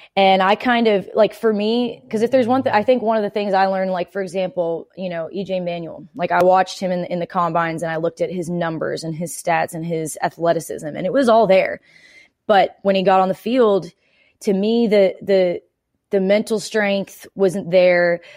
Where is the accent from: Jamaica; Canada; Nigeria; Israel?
Canada; now in Nashville, United States; I'm Canadian.